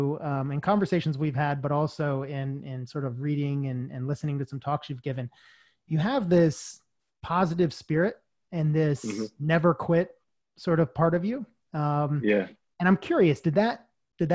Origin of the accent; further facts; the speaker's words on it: Georgia, United States; moved away as an adult; also born or lived in Charlotte; I grew up in Georgia